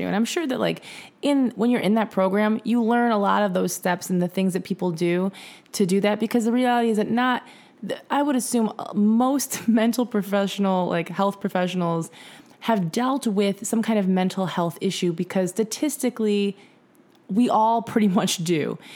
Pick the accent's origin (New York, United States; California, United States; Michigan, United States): Michigan, United States; we're from Michigan